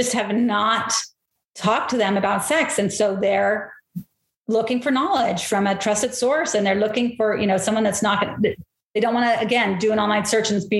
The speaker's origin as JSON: {"language": "English", "town": "St. George", "region": "Utah", "country": "United States", "tie": "born or raised there", "said": "I grew up in St. George"}